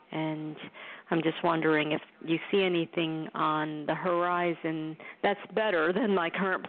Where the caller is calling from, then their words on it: New York, United States; I'm calling from New York